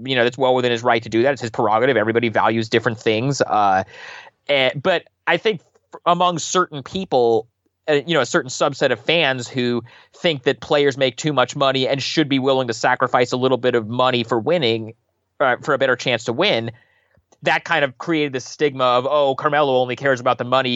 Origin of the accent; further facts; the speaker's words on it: Portland, Oregon, United States; I grew up a Blazers fan. I'm from Portland